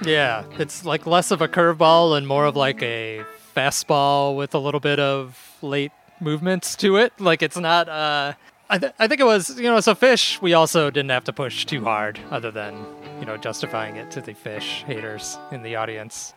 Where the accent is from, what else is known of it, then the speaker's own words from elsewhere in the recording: Chicago, Illinois, United States; as a Chicagoan